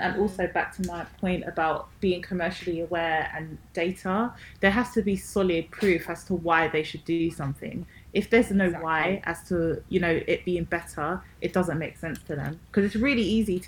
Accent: London, United Kingdom; I'm from London

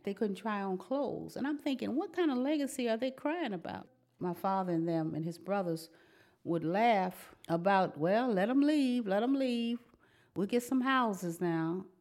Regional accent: Terre Haute, Indiana, United States; moved away; also born or lived in Washington, D.C.; I was born in Terre Haute, Indiana. My mother was a third generation Hoosier. I'm a fourth generation

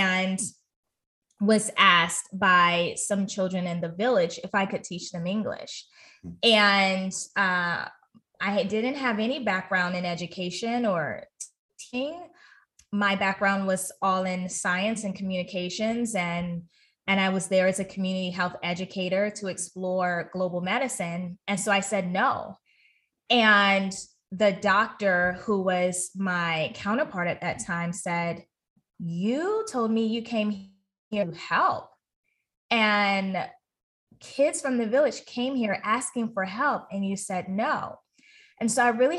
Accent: United States; my home country in the US

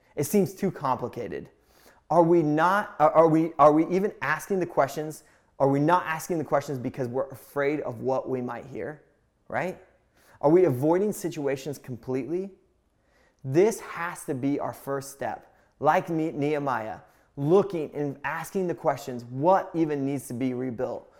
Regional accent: Indiana, United States; I grew up in Indiana

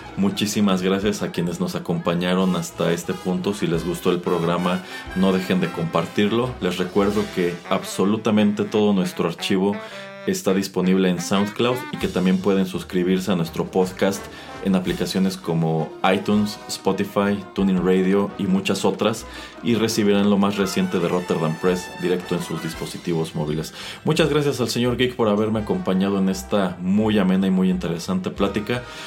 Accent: Mexico

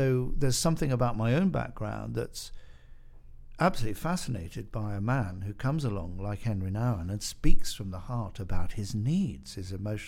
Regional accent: United Kingdom; I'm British, and I was sent to a British boarding school

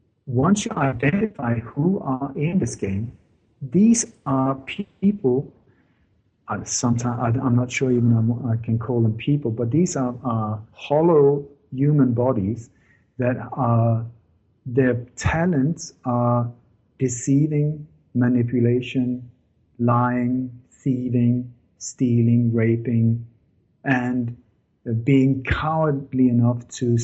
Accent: Denmark; English is a second language; I grew up in Denmark with a lot of stories from the Second World War when Denmark was under Nazi occupation.

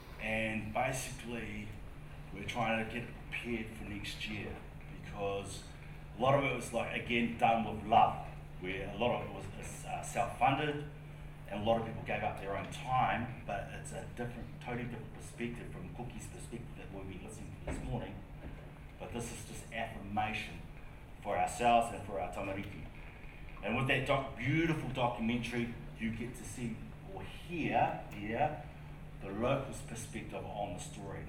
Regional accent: Hamilton, Waikato, New Zealand; So I'm from Hamilton, but my family originally from the East Coast.

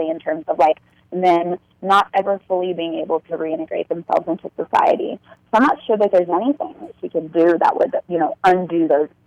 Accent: Fort Bragg, North Carolina, United States; my family's military, and so I grew up in Fort Bragg, North Carolina.

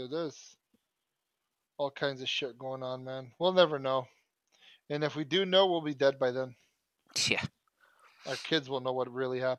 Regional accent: United States; I'll gladly put the American flag up. I don't give a fuck. I'm as American as as I can get.

